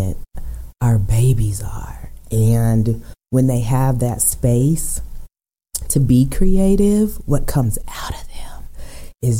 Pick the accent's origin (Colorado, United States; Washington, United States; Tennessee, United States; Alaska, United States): Colorado, United States; Aurora; I'm born and raised in Aurora